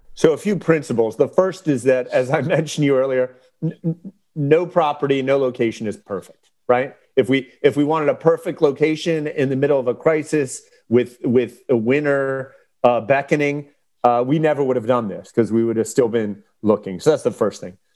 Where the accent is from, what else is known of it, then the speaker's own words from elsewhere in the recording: Delaware, United States; representing the p, people of our state